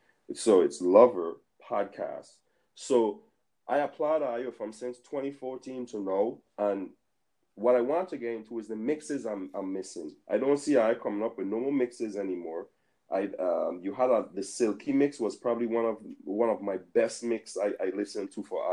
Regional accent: U.S. Virgin Islands; I could only talk coming from the Virgin Islands, born and raised in the Virgin Islands.

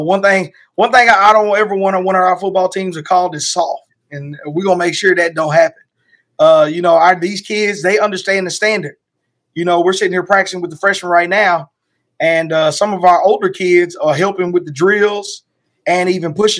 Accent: Lancaster, Texas, United States; me growing up in Lancaster, Texas

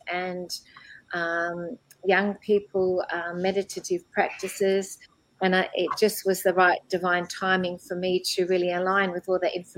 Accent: Melbourne, Victoria, Australia; I was born in Melbourne, Australia, actually in a suburb called Templestowe

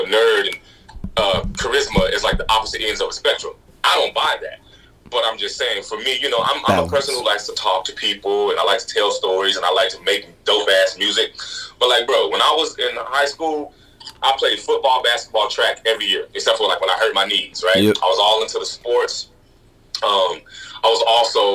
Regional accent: Grand Prairie, Texas, United States; moved away as an adult; also born or lived in Dallas, Texas; now in Maine, United States; I was born in Dallas. I grew up kind of right next to Dallas in a city called Grand Prairie

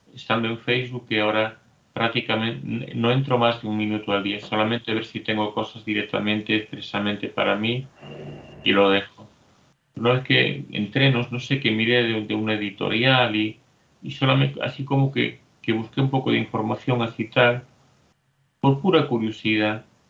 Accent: Spain; Soy español

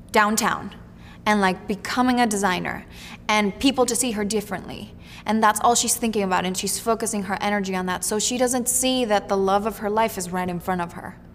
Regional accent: Queens, New York, United States; But I always say I'm from Queens.

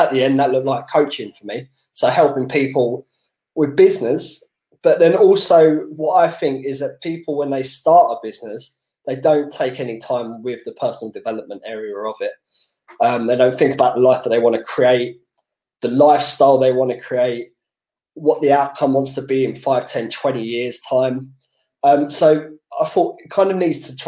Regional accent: London, United Kingdom; growing up in Southeast London

